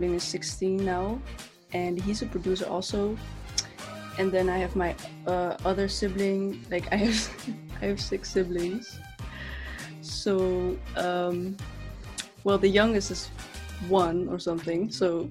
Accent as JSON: {"language": "English", "country": "Netherlands", "second_language": "English", "said": "I'm from the Netherlands, I'm Dutch, my English is not like, but you know, try"}